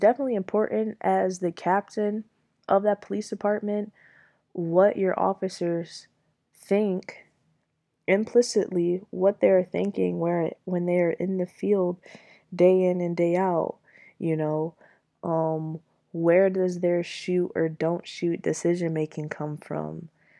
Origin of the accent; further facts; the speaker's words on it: Michigan, United States; Now, while I am still technically from Michigan, Detroit isn't where I grew up. Detroit isn't my home.